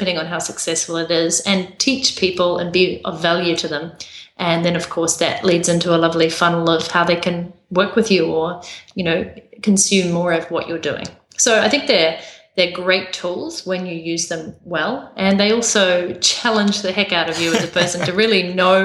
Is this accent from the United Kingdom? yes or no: no; New Zealand; accent: New Zealand; my accent from New Zealand.